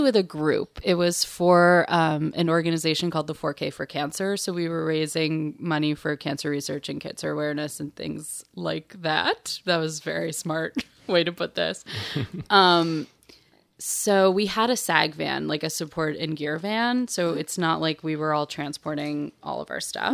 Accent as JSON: {"language": "English", "town": "New York City", "region": "New York", "country": "United States", "tie": "born or raised there", "also_born_or_lived": "Marfa, Texas", "said": "I grew up in Bay Ridge"}